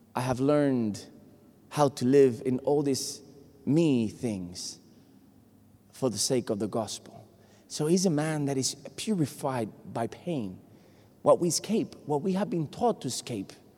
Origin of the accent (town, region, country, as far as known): Puerto Rico; first language Spanish; English is a second language; moved away